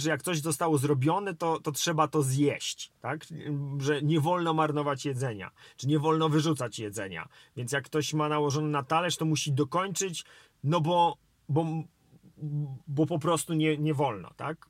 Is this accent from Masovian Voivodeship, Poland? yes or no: yes; Warsaw, Masovian Voivodeship, Poland; ja wychowałem się w Polsce, e, w Warszawie